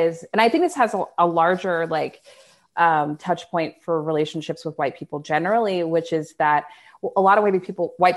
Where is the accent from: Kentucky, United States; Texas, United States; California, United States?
Texas, United States; Dallas; I'm from Dallas